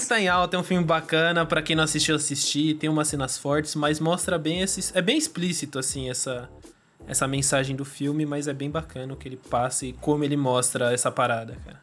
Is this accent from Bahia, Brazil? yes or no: no; São Bernardo do Campo, São Paulo, Brazil; now in Santo André, Brazil; São Bernardo, eu nasci no Jardim Silvina, ali perto do Montanhão, perto do Golden